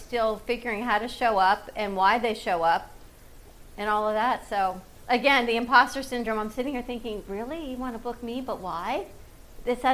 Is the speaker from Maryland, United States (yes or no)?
no; Fort Lauderdale, Florida, United States; I grew up in Fort Lauderdale